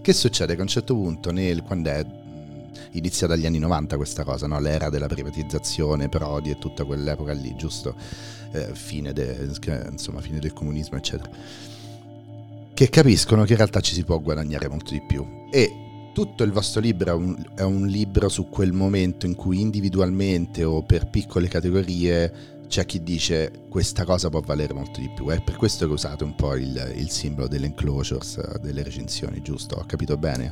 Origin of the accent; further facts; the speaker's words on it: Rome, Lazio, Italy; da romano